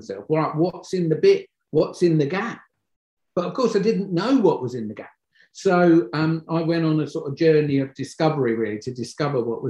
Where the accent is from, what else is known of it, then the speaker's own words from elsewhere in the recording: Croydon, London, United Kingdom; moved away as an adult; because I come from Croydon in London